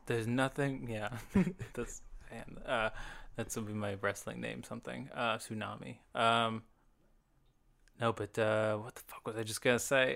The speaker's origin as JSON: {"language": "English", "town": "Franklin", "country": "United States", "tie": "born or raised there", "said": "we grew up in Franklin"}